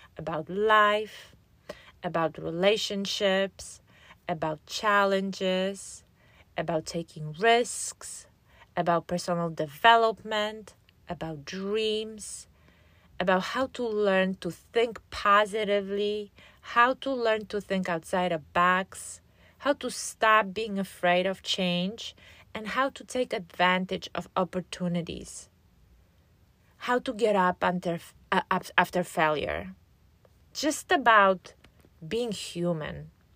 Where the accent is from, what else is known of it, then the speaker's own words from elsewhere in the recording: Poland; moved away as an adult; now in United States; I was born and raised in Poland, and after graduating from high school, I moved here. to, um, to the States where I live now.